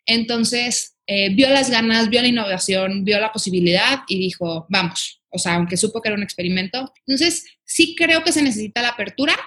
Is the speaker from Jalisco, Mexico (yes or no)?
yes; Guadalajara, Jalisco, Mexico; soy de Guadalajara, Jalisco